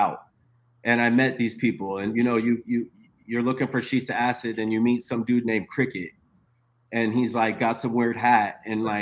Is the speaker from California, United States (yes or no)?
yes; Sacramento, California, United States; also born or lived in San Francisco Bay Area; I grew up in Sacramento